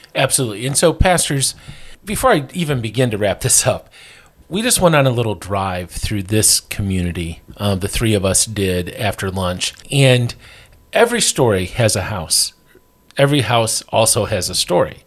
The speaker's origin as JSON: {"language": "English", "region": "northern Michigan", "country": "United States", "said": "I'm from Michigan, up in northern Michigan"}